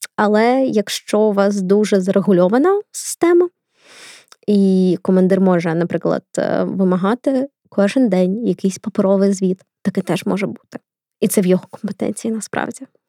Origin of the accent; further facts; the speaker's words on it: Kharkiv, Kharkiv Oblast, Ukraine; Харків це моє рідне місто.